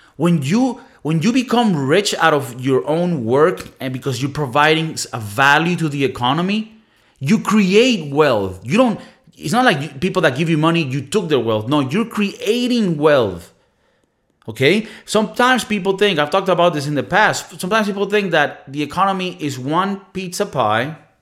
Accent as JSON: {"language": "English", "country": "Venezuela", "tie": "born or raised there", "moved": "yes", "said": "communist Venezuela, my home country"}